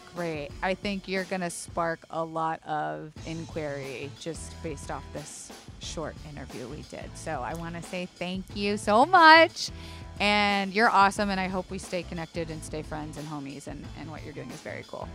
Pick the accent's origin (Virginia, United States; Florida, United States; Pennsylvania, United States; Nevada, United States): Florida, United States; I am from Florida